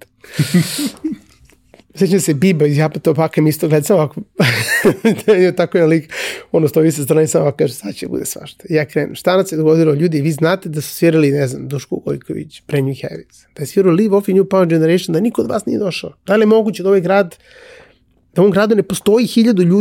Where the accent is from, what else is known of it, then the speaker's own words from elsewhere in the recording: Belgrade, Serbia; moved away as an adult; also born or lived in Cyprus; Jako sam vezan za Beograd. Mislim, to je moj rodni grad. Jako sam vezan za Beograd.